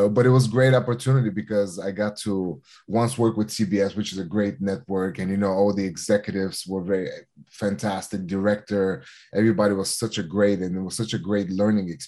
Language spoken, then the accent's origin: English; Los Angeles, California, United States; And the time was right in Los Angeles, California, for my kind of my hometown in in, in America, for me to to make a big comeback.